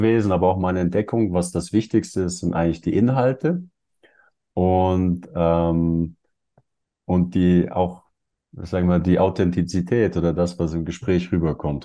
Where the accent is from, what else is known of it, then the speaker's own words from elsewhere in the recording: Germany; also born or lived in Switzerland; now in Mexico; wir kommen aus Deutschland, habe lange in der Schweiz gelebt